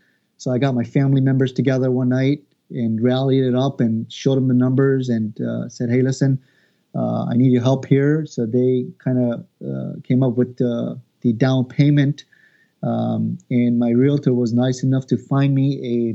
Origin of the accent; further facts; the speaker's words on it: Long Island, New York, United States; I'm originally from Long Island